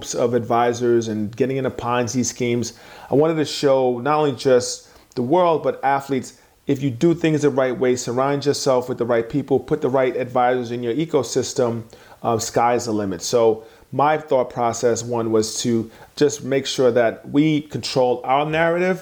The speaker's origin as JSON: {"language": "English", "town": "New York City", "region": "New York", "country": "United States", "tie": "born or raised there", "said": "have an experience of growing up with immigrant parents, then growing up in New York City"}